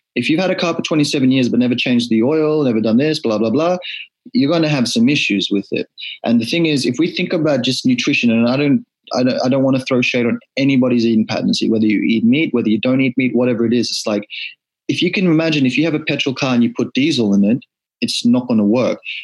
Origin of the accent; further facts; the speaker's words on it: Fiji; now in Australia; born in Australia, but growing up, my first memories of life in Fiji